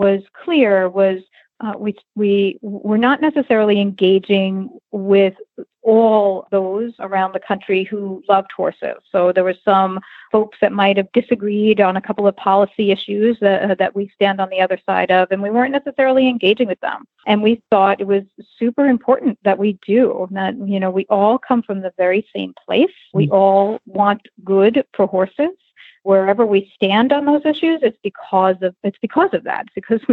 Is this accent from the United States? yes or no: yes; New York, United States; I grew up in New York and rode hunter jumpers as a kid